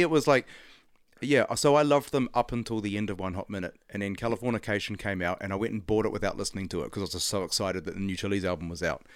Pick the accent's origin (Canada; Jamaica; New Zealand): New Zealand; Auckland; I grew up in Auckland